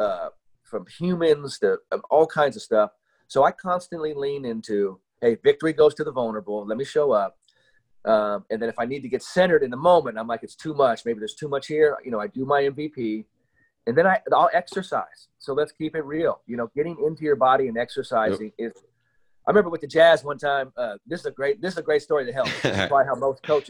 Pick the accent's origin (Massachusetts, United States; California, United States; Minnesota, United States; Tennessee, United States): California, United States; San Francisco; I grew up in San Francisco, and I went to a high school called Lowell High School.